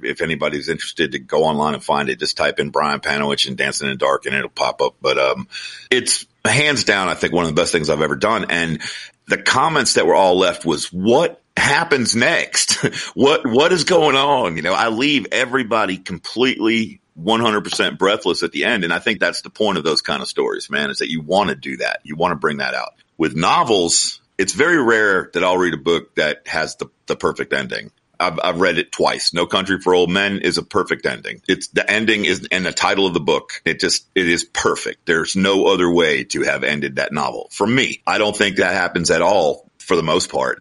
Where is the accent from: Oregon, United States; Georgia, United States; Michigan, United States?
Georgia, United States; we're from Georgia